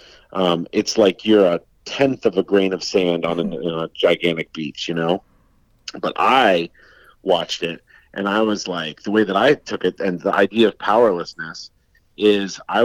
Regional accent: Colorado, United States; I grew up in Colorado where there's forest fires every year

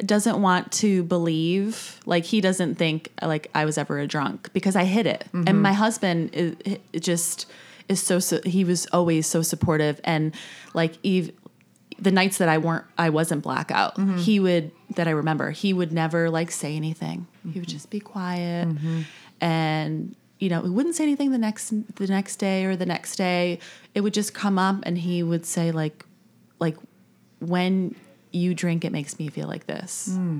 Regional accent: New York, United States; now in Charleston, United States; No, I'm from New York originally.

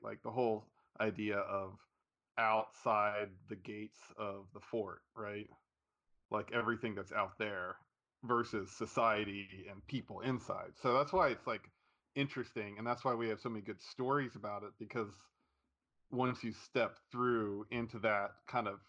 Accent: Southwest Virginia, United States; we grew up in the Southwest Virginia

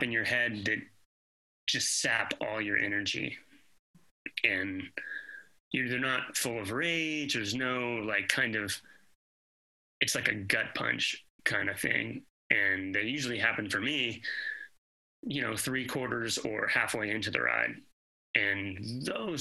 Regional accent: Atlanta, Georgia, United States; now in Greensboro, United States; I grew up in Atlanta

